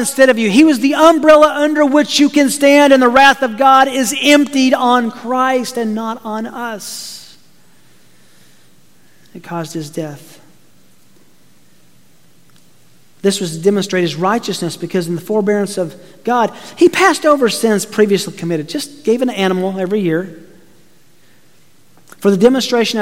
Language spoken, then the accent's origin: English; Tennessee, United States; I grew up in Tennessee